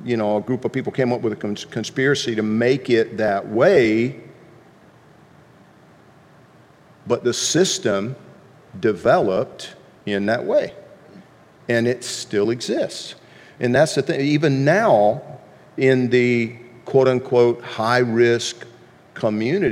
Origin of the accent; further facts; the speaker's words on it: Deep South, United States; growing up in the Deep South